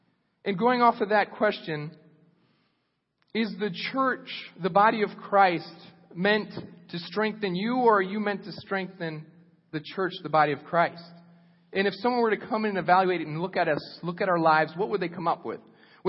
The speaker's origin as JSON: {"language": "English", "country": "Costa Rica", "tie": "born or raised there", "said": "When I was 16 years old, I grew up in Costa Rica, so I went to youth group. My parents were missionaries."}